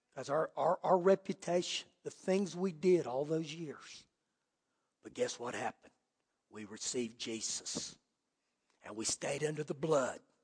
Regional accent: Clovis, United States; moved away; where I grew up in Clovis

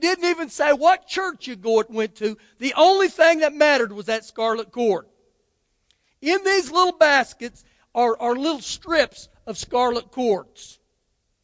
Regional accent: United States; as an American

